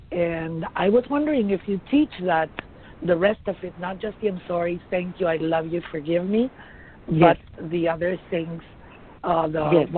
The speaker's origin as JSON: {"language": "English", "country": "Argentina", "said": "I'm also, no, I'm also from Argentina"}